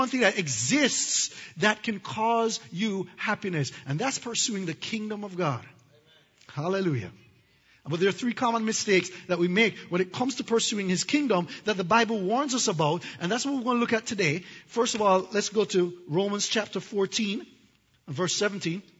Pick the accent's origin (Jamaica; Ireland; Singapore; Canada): Jamaica; I'm from Jamaica, and we have hurricanes